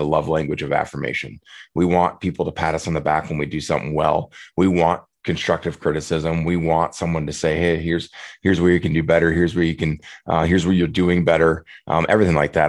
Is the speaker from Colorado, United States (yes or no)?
no; Prairie du Chien, Wisconsin, United States; moved away as an adult; I'm back in my hometown of Prairie du Chien for the for the summer in, in, Wisconsin.